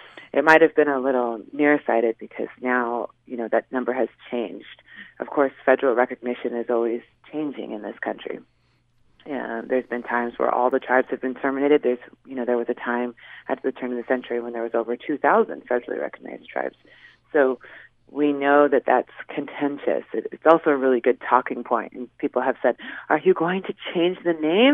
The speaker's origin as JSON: {"language": "English", "region": "Washington", "country": "United States", "tie": "born or raised there", "also_born_or_lived": "Seattle", "said": "I grew up in the Sunamish tribe with my mom and my dad"}